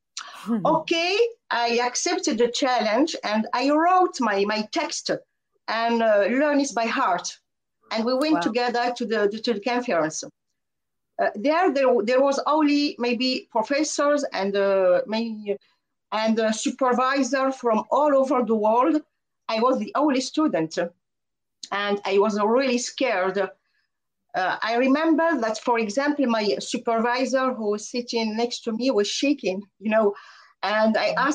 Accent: France; English is a second language; I'm from France

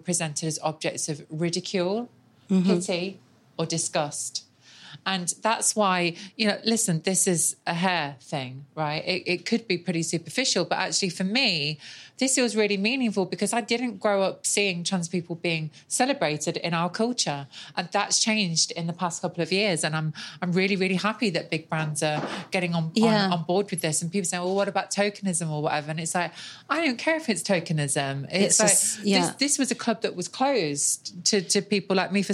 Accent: Nottingham, East Midlands, United Kingdom; I grew up in Nottingham on a council estate

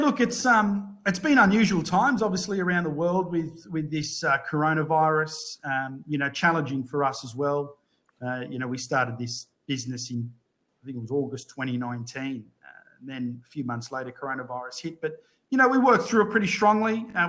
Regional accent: Sydney, New South Wales, Australia; not life on the beaches was great.

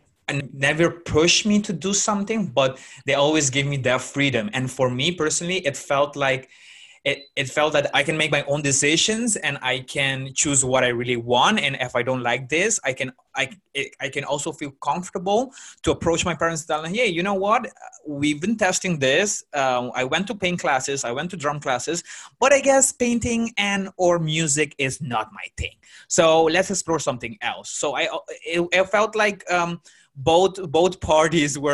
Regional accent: Aruba; I grew up in Aruba

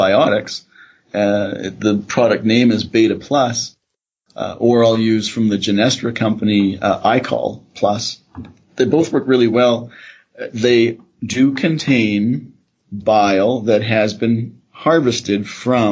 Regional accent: Canada; now in Calgary, Canada; I'm a Canadian. My family are grain farmers in Saskatchewan.

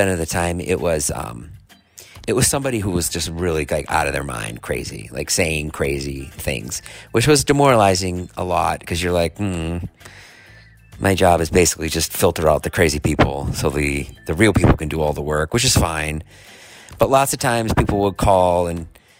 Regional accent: Boston, Massachusetts, United States; I grew up in Boston

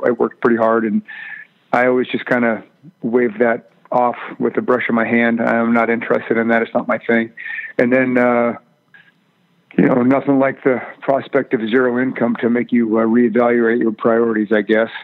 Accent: Salem, Oregon, United States; also born or lived in Minnesota; I grew up in Oregon. I'm a Pacific Northwest guy. Grew up in Salem

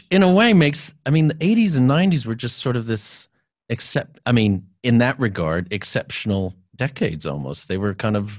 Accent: South Texas, United States; moved away; I'm from South Texas originally

